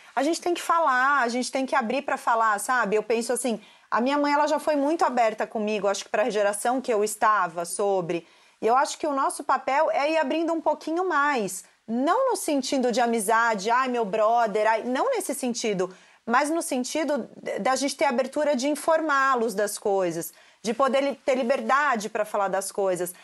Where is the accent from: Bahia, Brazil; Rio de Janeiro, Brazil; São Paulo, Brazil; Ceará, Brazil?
São Paulo, Brazil; Santos; Eu sou de Santos